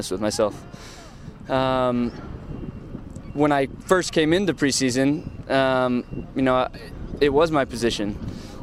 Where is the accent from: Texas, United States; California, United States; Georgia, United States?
California, United States; Southern; Growing up in Southern California, the Mexican League was on all the time